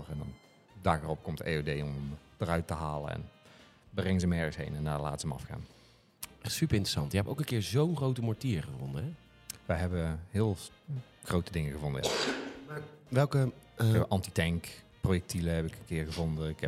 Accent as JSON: {"language": "Dutch", "region": "Holland", "country": "Netherlands", "said": "Want ik kom uit Holland. probeer het allemaal als ABN mogelijk te houden, als het kan."}